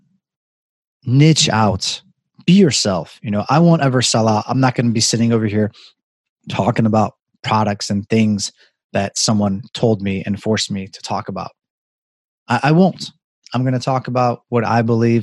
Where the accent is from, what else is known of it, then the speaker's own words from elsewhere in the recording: Chicago, Illinois, United States; I love it here. It is my hometown